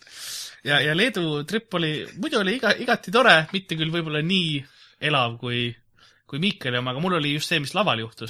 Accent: Lasnamäe, Harju County, Estonia; ma olen Lasnamäelt

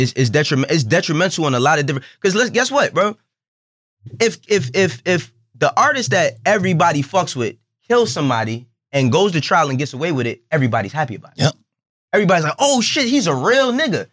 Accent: New York, United States; I, am born and raised in New York.

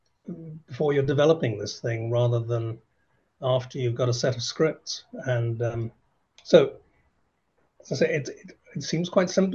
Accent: England, United Kingdom; I'm English, but I've been working in Ireland or with Ireland for a very long time, decades, in fact.

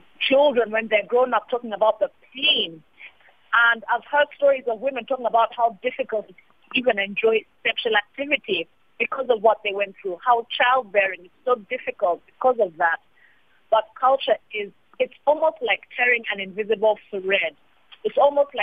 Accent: Uganda; I come from Uganda

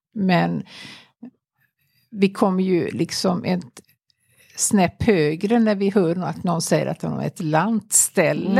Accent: Bohuslän, Västra Götaland, Sweden; jag är ju då från Bohuslän

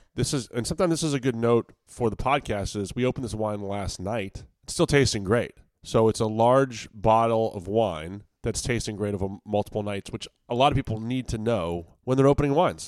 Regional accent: Virginia, United States; I'm from Virginia

